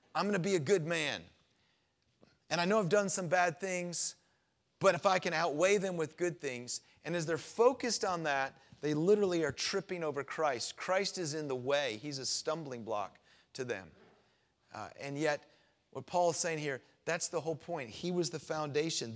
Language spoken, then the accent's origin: English; Florida, United States; moved away; I grew up down in Florida